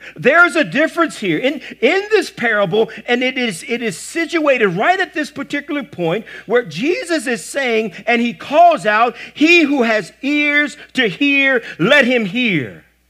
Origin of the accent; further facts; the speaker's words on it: the South, United States; I'm, I'm from the South